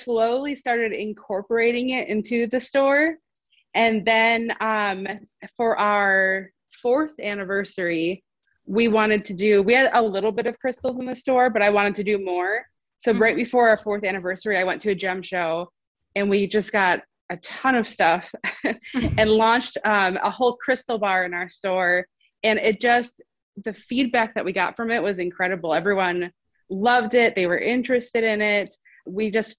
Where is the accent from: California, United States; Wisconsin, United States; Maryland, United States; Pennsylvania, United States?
Wisconsin, United States; moved away as an adult; now in North Carolina, United States